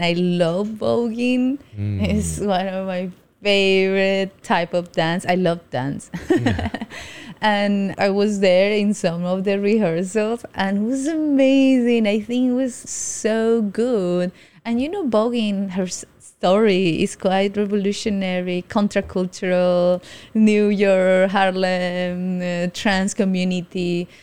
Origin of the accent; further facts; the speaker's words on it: Colombia; now in Taiwan; I'm from Colombia